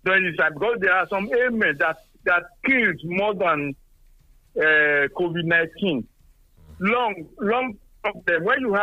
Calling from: Songo, Nigeria; Yes, Engineer Falabi. I'm calling from Songo.

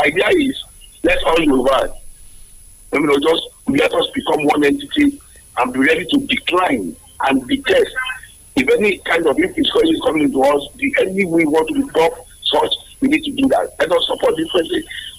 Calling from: Abeokuta, Ogun State, Nigeria; I is calling from the People's Parliament in Abeokuta.

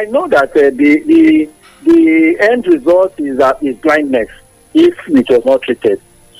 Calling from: Ota, Ogun State, Nigeria; from Ota.

